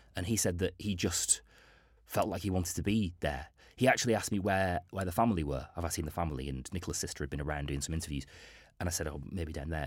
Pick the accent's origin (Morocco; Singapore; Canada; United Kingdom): United Kingdom; Bolton, North West England; it's my hometown